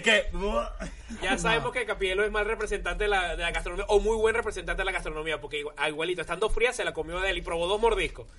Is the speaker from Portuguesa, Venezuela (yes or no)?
no; Puerto Ordaz, Bolívar, Venezuela; moved away as an adult; now in Spain; yo soy de Puerto Ordaz, nací en Puerto Ordaz, pero eh, no fue en mi ciudad natal, fue donde estaba viviendo, disculpa, en Ciudad Bolívar